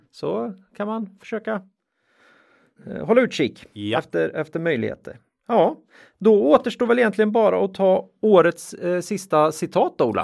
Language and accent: Swedish; Linköping, Östergötland, Sweden; vi är från Linköping.